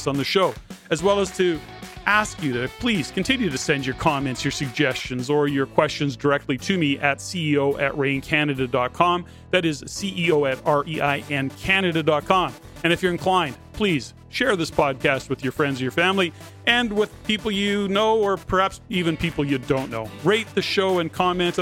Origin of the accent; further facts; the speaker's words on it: Canada; we're Canadian